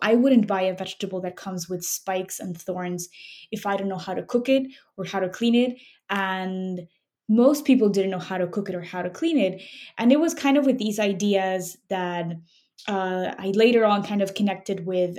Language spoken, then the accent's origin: English; Mexico City, Mexico; moved away as an adult; now in Chicago, United States; I grew up in Mexico City and I moved to Chicago 10 years ago for school